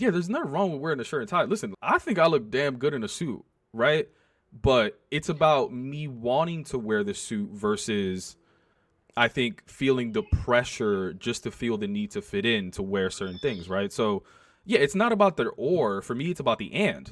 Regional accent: New York, United States; also born or lived in South Bronx; I went to high school in the South Bronx, but I grew up on the Upper West Side

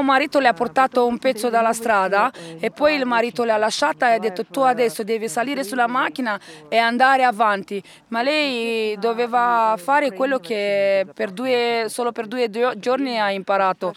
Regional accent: Romania; Italian is a second language; moved away as an adult; also born or lived in Rome, Italy; ho vissuto per 17 anni a Roma. E tre anni fa sono tornata qui a, eh, nel mio paese, in Romania

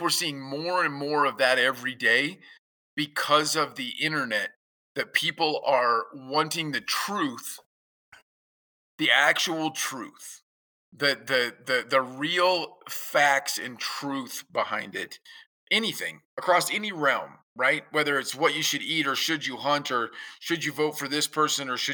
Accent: Kansas, United States; coming from growing up in Kansas

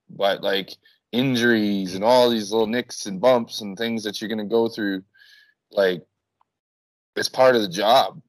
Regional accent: Winnipeg, Manitoba, Canada; moved away as an adult; now in Mexico; I'm from Winnipeg

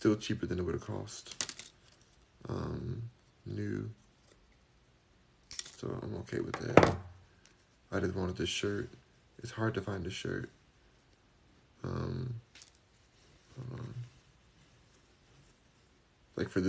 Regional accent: Los Angeles, California, United States; now in Houston, United States; I'm in Houston, Texas now, but I'm from Los Angeles, California. Hollywood.

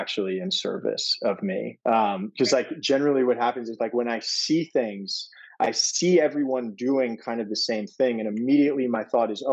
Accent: New York City, New York, United States; I grew up in Brooklyn, New York, in Fort Greene

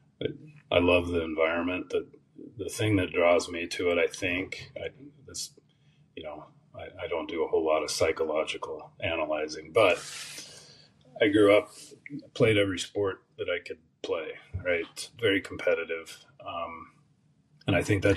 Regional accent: Olympic Peninsula, Washington, United States; moved away as an adult; also born or lived in Ellensburg, Washington; now in Texas, United States; I grew up on the Olympic Peninsula in Washington State.

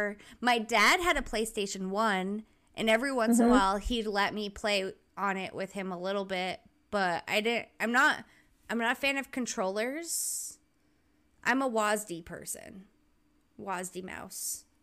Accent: Rhode Island, United States; moved away as an adult; I lived there till I was like 21 or whatever. And I happily left as fast as I could.

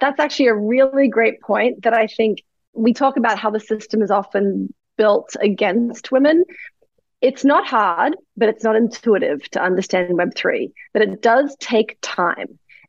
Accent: Australia; moved away as an adult; now in New York City, United States; I came from Australia. I landed in New York City.

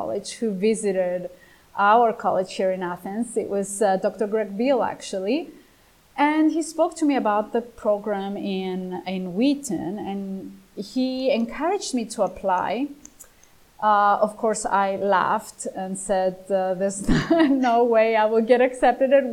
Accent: Cyprus; English is a second language; now in Greece; I was born in Cyprus

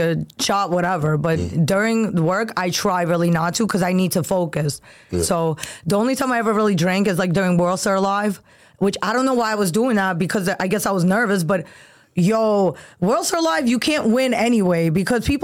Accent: New York City, New York, United States; I'm from Brooklyn

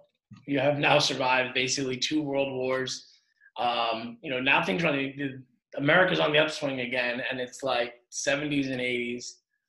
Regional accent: Long Island, New York, United States; I grew up on Long Island and they're everywhere, you know, near a golf course by like on the side of the LIE over there.

